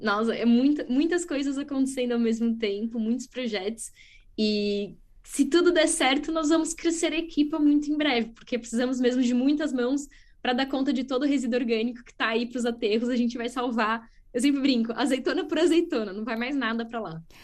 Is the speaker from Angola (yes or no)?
no; Brazil; moved away as an adult; also born or lived in France / Middle East / São Paulo; now in Coimbra, Portugal; eu nasci no Brasil, fiz universidade no Brasil